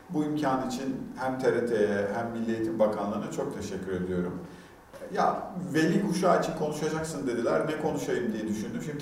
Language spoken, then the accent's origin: Turkish; Antakya, Hatay, Turkey; born there; Ben 1974 yılında Hatay Antakya'da doğdum.